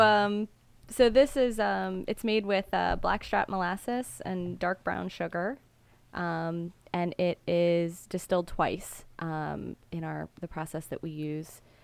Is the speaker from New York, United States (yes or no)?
no; Gaithersburg, Maryland, United States; also born or lived in Washington, D.C.; now in Mount Airy, United States; I grew up in Gaithersburg